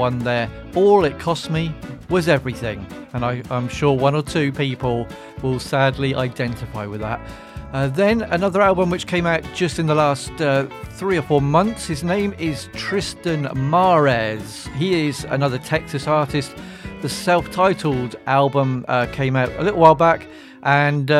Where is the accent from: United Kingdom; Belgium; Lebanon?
United Kingdom; England; I am from England, so I have to say Zed